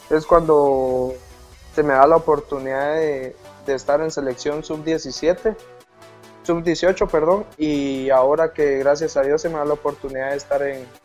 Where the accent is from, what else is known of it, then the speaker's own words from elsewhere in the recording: Jalapa, Guatemala; Estoy de Jalapa.